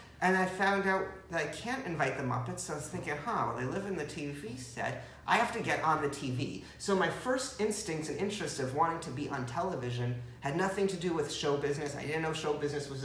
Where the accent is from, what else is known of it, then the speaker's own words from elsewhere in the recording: Teaneck, New Jersey, United States; I grew up in Teaneck, New Jersey